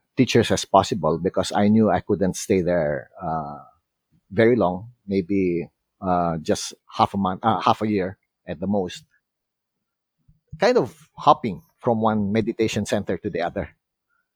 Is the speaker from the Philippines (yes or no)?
yes; Philippines; I'm a Filipino